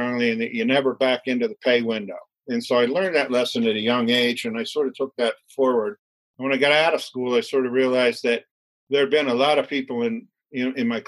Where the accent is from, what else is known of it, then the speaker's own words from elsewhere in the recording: Annapolis, Maryland, United States; also born or lived in Philadelphia, Pennsylvania / Baltimore; born in Philadelphia. I grew up in Annapolis, Maryland, left home at 17 to work my way through school